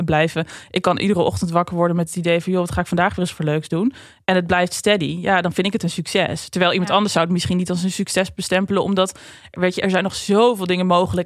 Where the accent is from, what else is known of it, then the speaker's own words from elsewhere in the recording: Drenthe, Netherlands; ik kom uit Drenthe